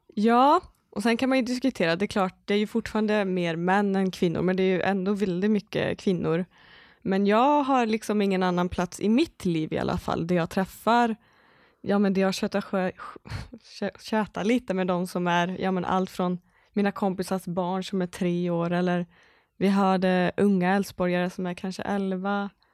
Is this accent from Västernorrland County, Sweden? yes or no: no; Skaraborg, Västra Götaland, Sweden; moved away; also born or lived in Borås; jag är inte uppvuxen i Borås, även om jag bott där många år. Jag är uppvuxen från Skaraborg